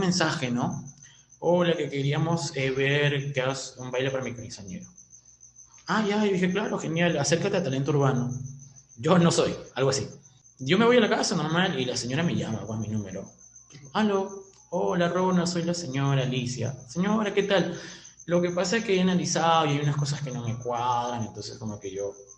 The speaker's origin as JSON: {"language": "Spanish", "country": "Peru", "said": "se nos dio la locura de poder salir del Perú"}